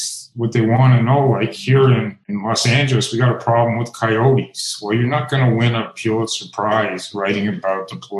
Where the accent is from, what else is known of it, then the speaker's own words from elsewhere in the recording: Canada; now in United States; I grew up in Canada